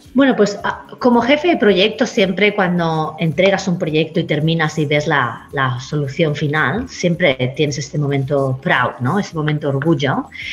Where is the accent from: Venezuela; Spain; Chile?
Spain; now in Queensland, Australia; A los que venimos de España